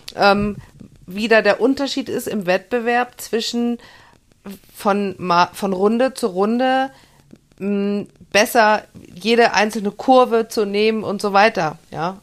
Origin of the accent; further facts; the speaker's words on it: Germany; ich bin ja in der Eifel geboren